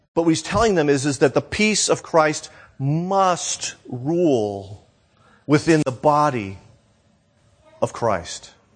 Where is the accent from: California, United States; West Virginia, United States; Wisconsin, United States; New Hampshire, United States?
New Hampshire, United States; now in Florida, United States; I moved from New Hampshire to Florida